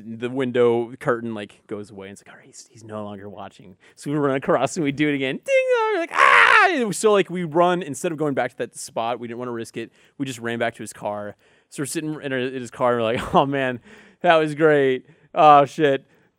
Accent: Allen, Texas, United States; Allen, Texas.

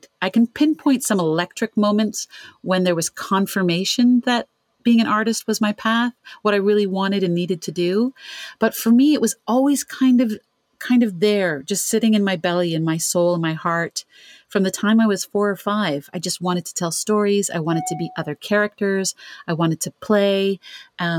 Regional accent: Ontario, Canada; I'm from Canada, from Ontario.

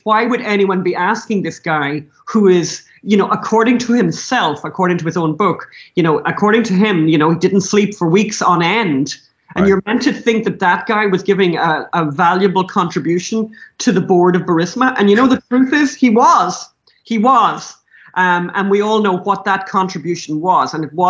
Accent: Ireland; as Irish people, we can't say anything much about drug addiction or alcoholism, right?

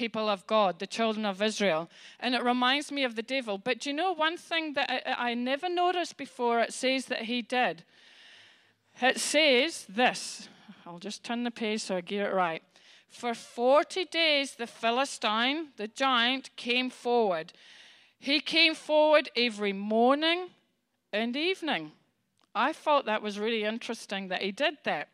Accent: Scotland, United Kingdom; I'm Scottish

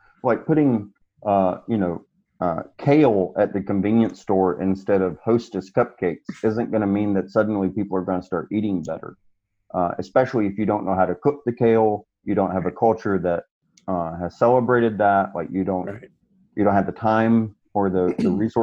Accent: Mississippi, United States; moved away; also born or lived in Raleigh, North Carolina; I'm originally from Mississippi, moved back home after 20-something years away

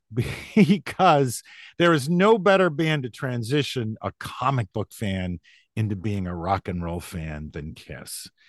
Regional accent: Massachusetts, United States; also born or lived in New Hampshire; I I was born in New Hampshire, but I grew up in Massachusetts, about an hour outside of Boston, in what was at the time a pretty small rural town.

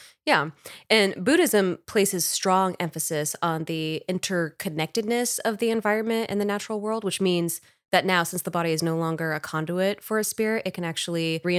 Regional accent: New York, United States; also born or lived in Texas; I was born in New York.

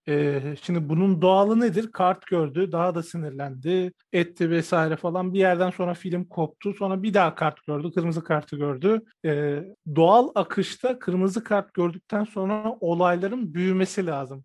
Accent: Antep, Gaziantep, Turkey; İşte ben de Antepliyim

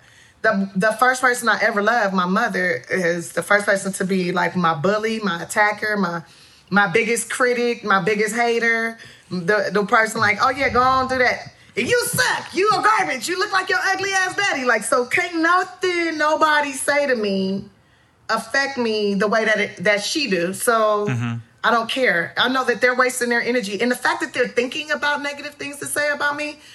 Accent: Los Angeles, California, United States; I'm still a hood chick. I'm still from South Central.

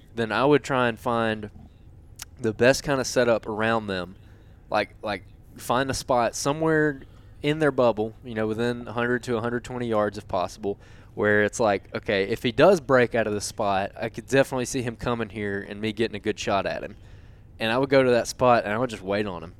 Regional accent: Alabama, United States; I'm from Alabama

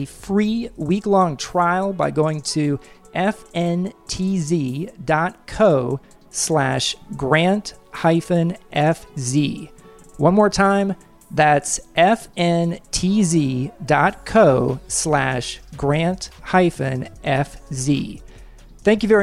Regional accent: Kansas, United States; moved away; I'm from Kansas originally myself and was a huge Kansas Jayhawks fan growing up

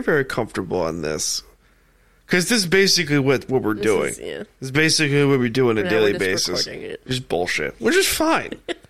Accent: Blue Point, New York, United States; I'm from Blue Point, and that's literally on the water.

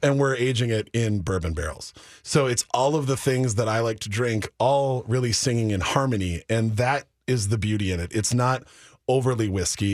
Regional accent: Minneapolis, Minnesota, United States; born and raised in South Minneapolis

